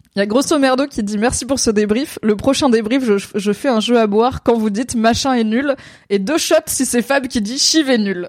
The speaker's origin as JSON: {"language": "French", "country": "France", "said": "en tant que Français"}